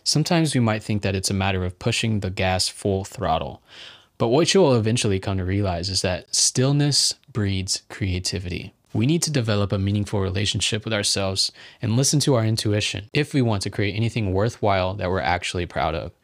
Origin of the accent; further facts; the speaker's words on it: United States; Growing up in the United States